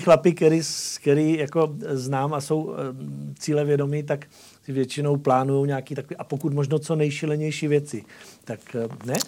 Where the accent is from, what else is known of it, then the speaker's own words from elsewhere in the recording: Moravia, Czechia; jsem rodilý Moravan